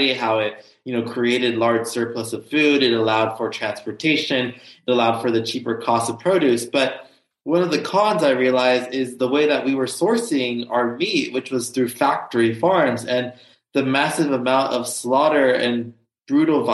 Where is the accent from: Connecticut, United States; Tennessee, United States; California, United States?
California, United States; Los Angeles; I grew up in Los Angeles, California. So I am a SoCal person